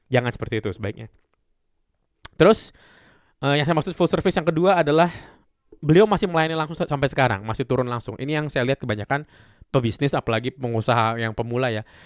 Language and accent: Indonesian; Medan, North Sumatra, Indonesia; bukan hanya karena saya orang Medan terus ini makanan khas Medan